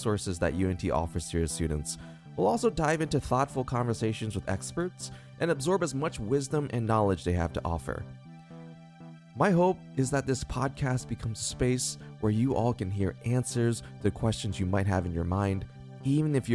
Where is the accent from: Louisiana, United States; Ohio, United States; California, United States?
Ohio, United States; Columbus; moved away as an adult; now in Dallas, United States; I was born and raised in Columbus, Ohio, and have lived there for most of my life until recently when I moved to Dallas, Texas.